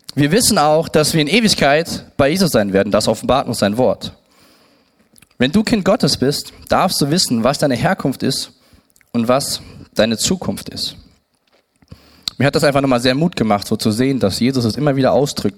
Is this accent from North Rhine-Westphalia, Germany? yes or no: yes; Siegen, North Rhine-Westphalia, Germany; geboren in Siegen